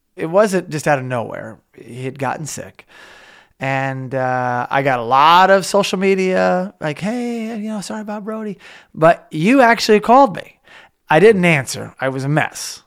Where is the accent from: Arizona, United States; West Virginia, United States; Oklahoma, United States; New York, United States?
Oklahoma, United States; now in California, United States; when I grew up in Oklahoma, I live in California